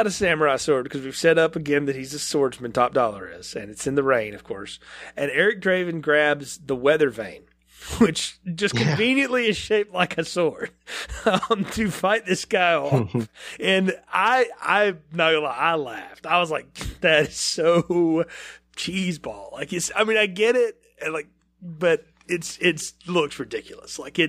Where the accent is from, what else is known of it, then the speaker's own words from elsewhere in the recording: the South, United States; I'm from the South. Our churches aren't real gothic down here